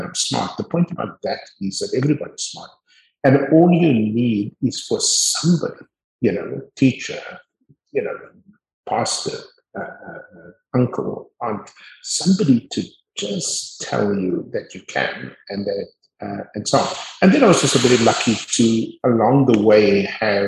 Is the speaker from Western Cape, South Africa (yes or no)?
yes; Cape Town, Western Cape, South Africa; also born or lived in Montagu, South Africa / United States; I was born in Montague, grew up on the Cape Flats.